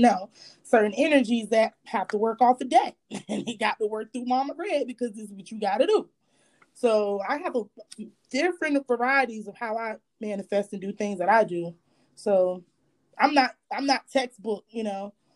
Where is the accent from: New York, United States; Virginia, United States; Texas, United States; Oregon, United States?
Virginia, United States; moved away; also born or lived in Charlotte / Philadelphia / the Carolinas; I just lived in Charlotte. I was raised in Virginia, stayed in Philadelphia, different places here and there. So, but I'm from the South